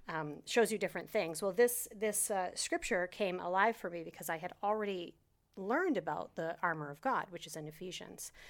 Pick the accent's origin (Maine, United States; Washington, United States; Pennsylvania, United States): Maine, United States; moved away as an adult; also born or lived in New Hampshire; now in Florida, United States; grew up in Maine my whole life